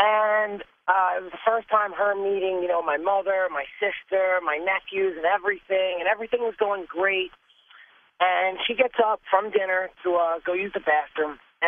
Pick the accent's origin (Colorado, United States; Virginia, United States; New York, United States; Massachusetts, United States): New York, United States; Patchogue; I'm from Patchogue, Long Island, New York.